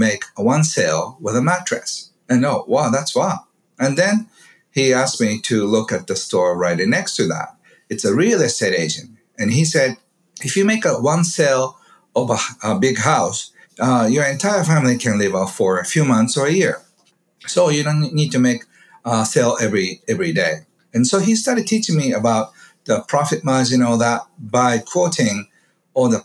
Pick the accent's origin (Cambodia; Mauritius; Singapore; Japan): Japan; Kobe, Hyogo; I grew up in a beautiful neighborhood in Kobe, which is west side of Japan.